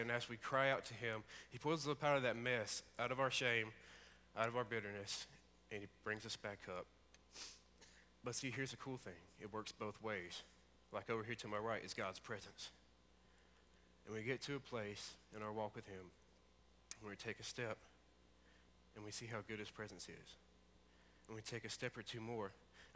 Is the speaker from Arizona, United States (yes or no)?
no; Alabama, United States; I'm from Alabama, as most of you know. And I lived out in the country